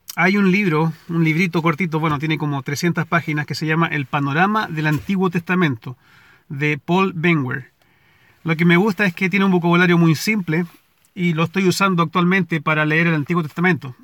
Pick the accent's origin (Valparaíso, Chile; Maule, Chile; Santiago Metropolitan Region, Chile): Valparaíso, Chile; moved away as an adult; now in United States; en el centro de la ciudad donde nací y crecí, en Valparaíso.